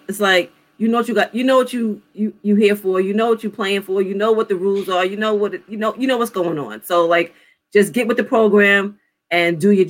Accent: New York, United States; I'm a New York fan, so there's that. I'm from New York.

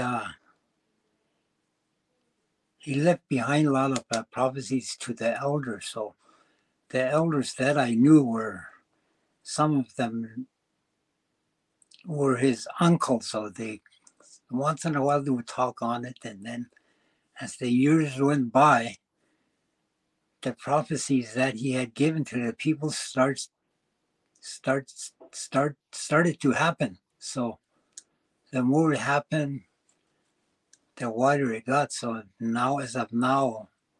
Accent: Délı̨nę, Northwest Territories, Canada; I was born and raised in Delany all my life

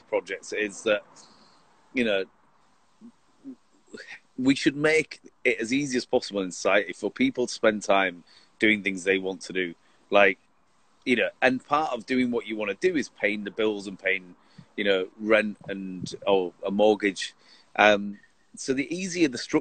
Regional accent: Leeds, Yorkshire and the Humber, United Kingdom; growing up in Leeds

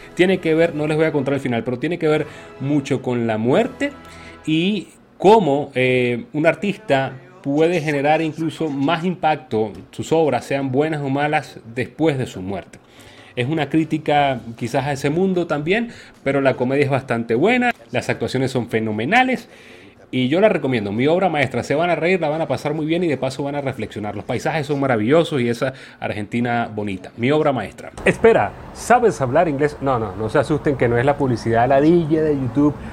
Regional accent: Venezuela; uno como venezolano

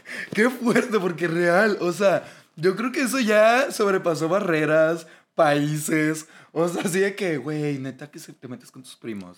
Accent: Monterrey, Nuevo León, Mexico; accent: regio; por el acento que tenemos. Que según yo, no tenemos acento.

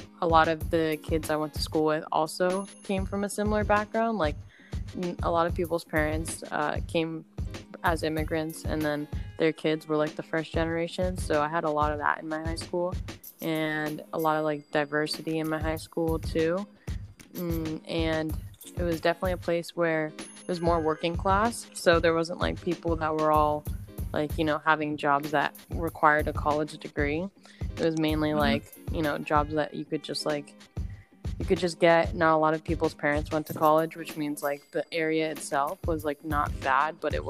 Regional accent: Galloway, New Jersey, United States; moved away as an adult; also born or lived in San Luis Obispo, California; now in Los Angeles, United States; I grew up in New Jersey in a town called Galloway is where I spent majority of my childhood

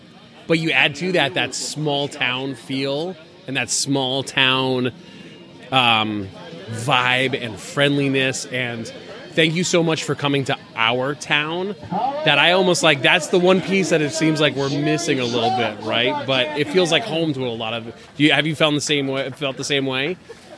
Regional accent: Vermont, United States; now in New Hampshire, United States; I grew up in Vermont. From... and I now live in New Hampshire.

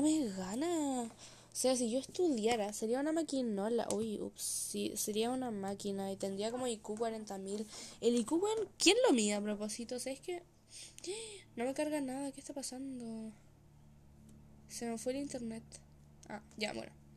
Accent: Chile; yo hablando como que no soy chilena

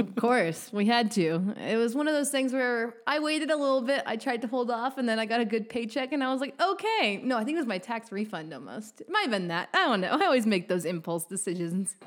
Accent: Montana, United States; moved away as an adult; also born or lived in Texas; I'm originally from Montana, so it's kind of what I call home

